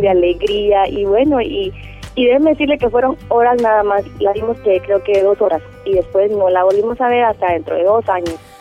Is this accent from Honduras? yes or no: yes; San Pedro Sula, Cortés, Honduras; Nací originalmente en Honduras, en la ciudad de San Pedro Sula